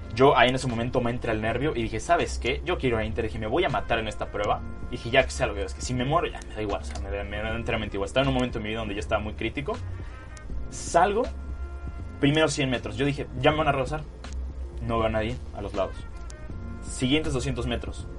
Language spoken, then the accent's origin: Spanish; Puebla, Mexico; also born or lived in Culiacán, Sinaloa; yo nací en Culiacán, Sinaloa. Este, estuve ahí aproximadamente tres años y después, bueno, me vine a Puebla por cuestiones del trabajo de mi papá y es donde he recibido la mayor parte de, pues, de mi vida